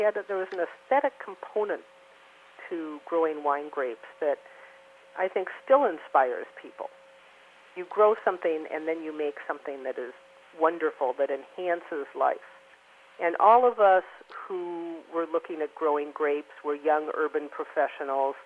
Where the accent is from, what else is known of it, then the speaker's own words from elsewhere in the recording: Midwest, United States; moved away; also born or lived in Oregon; I grew up in the Midwest